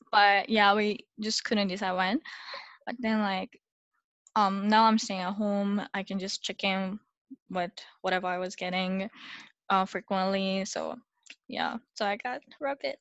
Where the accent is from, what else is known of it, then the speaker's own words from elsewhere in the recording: Japan; now in Singapore; I'm originally from Japan and now living in Singapore